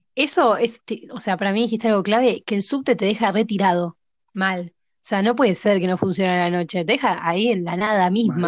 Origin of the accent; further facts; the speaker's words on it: Munro, Buenos Aires Province, Argentina; soy de Munro, igual que Seba, entonces eh, soy fiel al 41, al 130 y últimamente al Belgrano Norte